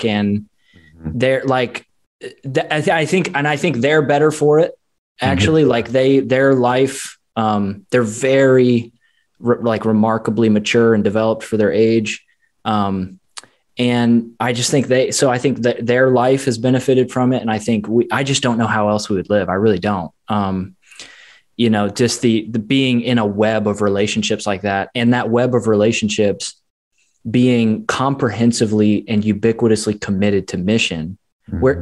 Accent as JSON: {"language": "English", "town": "Chicago", "region": "Illinois", "country": "United States", "also_born_or_lived": "St. Louis", "moved": "yes", "lives_now": "Tampa, United States", "said": "I'm also from Chicago area"}